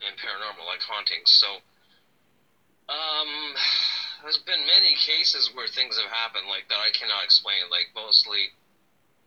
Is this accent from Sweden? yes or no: no; Toronto, Ontario, Canada; I grew up in Toronto, Canada